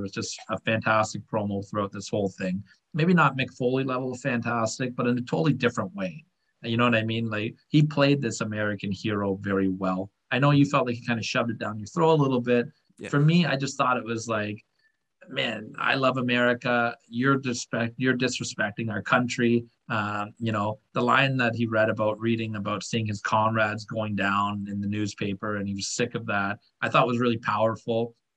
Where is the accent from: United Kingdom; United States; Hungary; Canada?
Canada; I'm a Canadian guy.